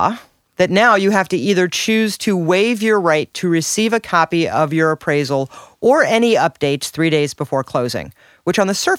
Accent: Washington, Missouri, United States; now in St. Louis, United States; I grew up in Washington, Missouri.

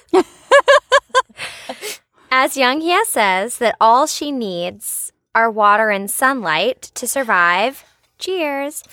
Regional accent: Richmond, Virginia, United States; moved away; there was this tree at Maymont, which is a big state park in, in Richmond, in my hometown

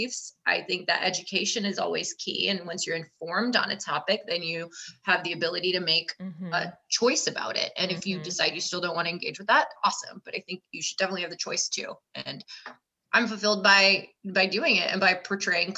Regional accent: California, United States; I grew up in California

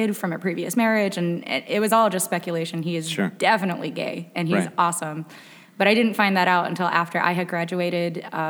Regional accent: Waterford, Michigan, United States; I grew up in White Lake, Waterford, you know, like outside of Pontiac.

